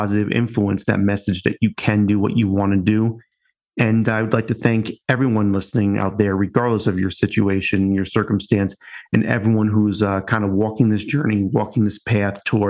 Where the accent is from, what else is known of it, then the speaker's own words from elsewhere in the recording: Long Island, New York, United States; moved away; I'm originally from Long Island and just kind of talk that way